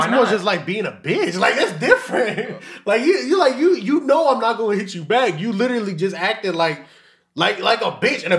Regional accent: Memphis, Tennessee, United States; English is a second language; we're from Memphis.

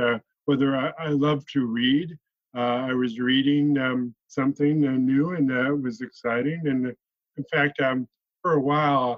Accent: Flint, Michigan, United States; also born or lived in Grand Blanc, Michigan; I was raised in Flint, Michigan, and I went to school in Grand Blanc, Michigan.

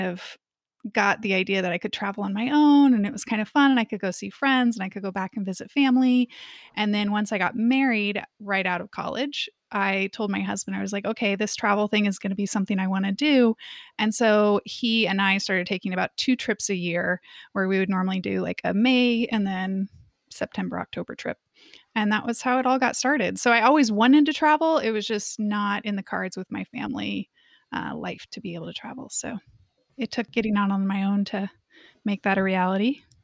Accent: Kansas City, Missouri, United States; moved away as an adult; I grew up in Kansas City in the Midwest

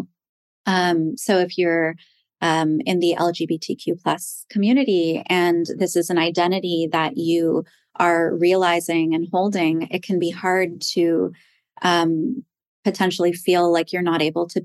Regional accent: Toronto, Ontario, Canada; now in Manhattan, United States; I was born in Toronto

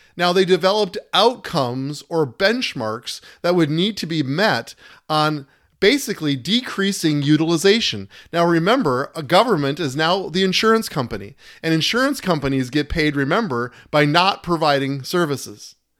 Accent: United States; as American citizens

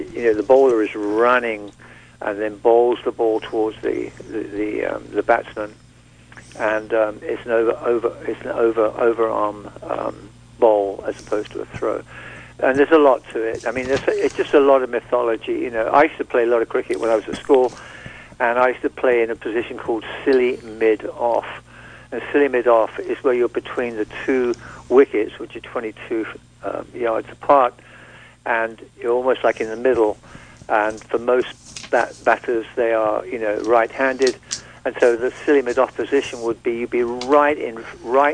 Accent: Surrey, South East England, United Kingdom; where I grew up in England, in Surrey, on the Kent-Surrey border, just south of England, south of London

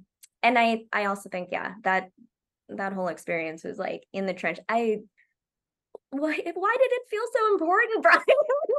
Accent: Oklahoma, United States; I'm from Oklahoma.

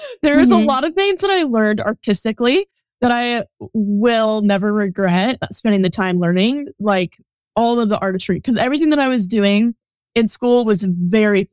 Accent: Northern California, United States; now in San Diego, United States; I am a photographer based in San Diego, but I was born and raised in Northern California

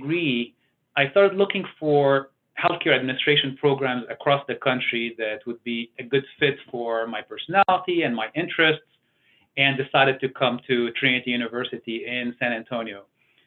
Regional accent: Beirut, Beirut Governorate, Lebanon; moved away; I was born in Beirut, Lebanon, which is a small country in the Middle East

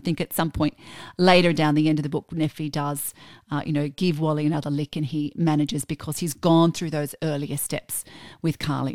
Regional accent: Australia; we're Australian

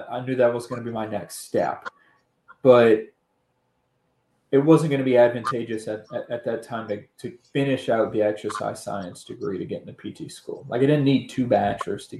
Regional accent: New Orleans, Louisiana, United States; originally growing up in New Orleans

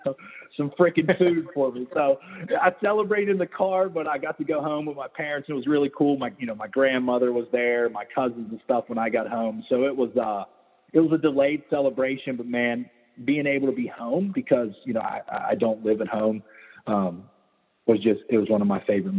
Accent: Weirton, West Virginia, United States; now in Tampa, United States; I'm from Weirton, West Virginia

